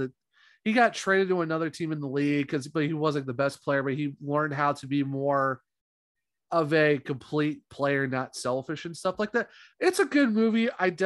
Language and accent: English; Ohio, United States; No, I'm from Ohio.